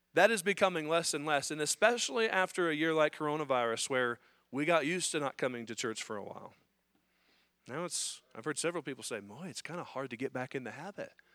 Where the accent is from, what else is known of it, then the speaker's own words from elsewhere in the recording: United States; as Americans, as American Christians